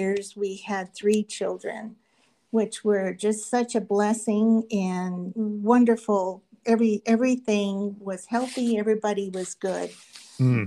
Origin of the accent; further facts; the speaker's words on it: Arlington, Arizona, United States; also born or lived in Phoenix, Arizona; I was born in Phoenix, Arizona, and grew up below Buckeye in Arlington